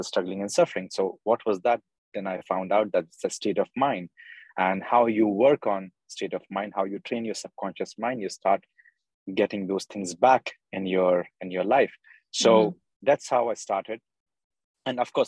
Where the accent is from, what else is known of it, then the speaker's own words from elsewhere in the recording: Bhopal, Madhya Pradesh, India; now in United Arab Emirates; I'm from Bhopal, India.